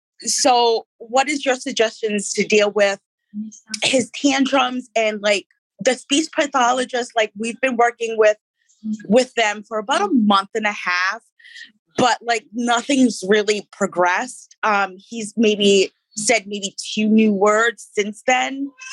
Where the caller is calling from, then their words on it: Providence, Rhode Island, United States; Providence, Wesley, Rhode Island.